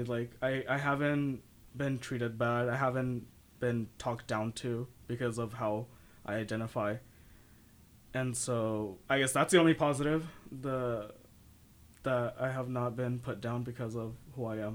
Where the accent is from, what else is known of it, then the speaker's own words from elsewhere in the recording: San Jose, California, United States; I come from San Jose, the city